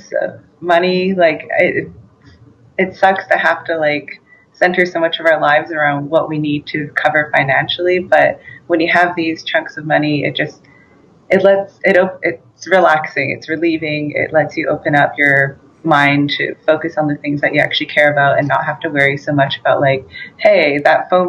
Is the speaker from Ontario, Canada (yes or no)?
no; British Columbia, Canada; I'm from the Kariobotat Nation, which is a part of the Lake Babi Nation up north in BC.